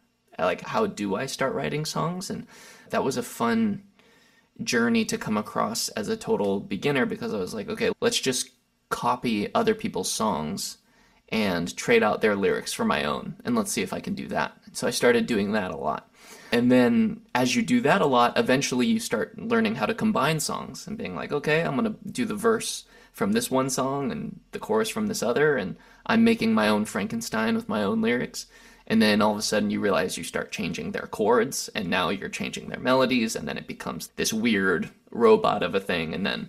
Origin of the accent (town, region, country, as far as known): Lancaster, California, United States; born or raised there; also born or lived in Santa Barbara; now in Los Angeles, United States